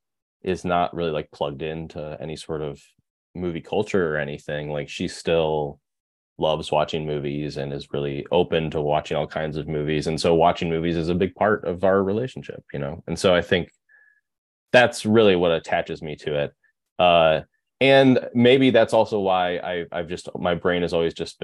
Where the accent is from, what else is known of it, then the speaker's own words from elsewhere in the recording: Berkley, Michigan, United States; accent: Midwest; moved away as an adult; also born or lived in Rochester Hills, Michigan / Chicago, Illinois; now in Portland, United States; I grew up in Michigan, right outside of Detroit. Berkeley, Michigan, and then Rochester Hills, Michigan